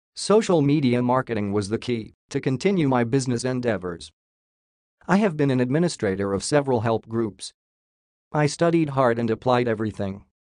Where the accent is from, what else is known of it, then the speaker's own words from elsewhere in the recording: Missouri, United States; moved away as an adult; also born or lived in San Antonio, Texas / Tampa, Florida; moved back to my hometown in Missouri to care for my grandmother